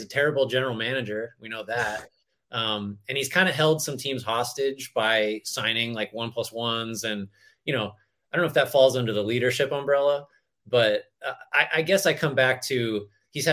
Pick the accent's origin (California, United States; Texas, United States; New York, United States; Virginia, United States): California, United States; growing up in California